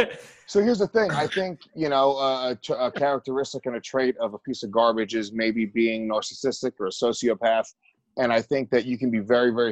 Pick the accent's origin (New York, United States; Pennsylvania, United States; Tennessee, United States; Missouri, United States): New York, United States; Rockland County; I'm not a city kid. I'm a suburban kid. I grew up in Rockland County, New York. Ooh, I grew up in the burbs.